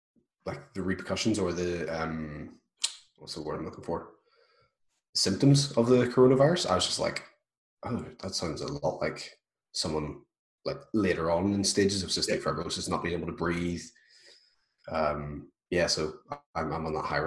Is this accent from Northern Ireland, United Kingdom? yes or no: yes; Belfast, Northern Ireland, United Kingdom; I'm from Belfast, Northern Ireland